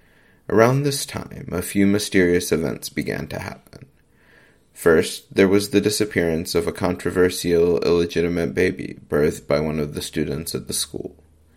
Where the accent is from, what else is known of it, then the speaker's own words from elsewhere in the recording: Christiansburg, Virginia, United States; I grew up in Christiansburg, Virginia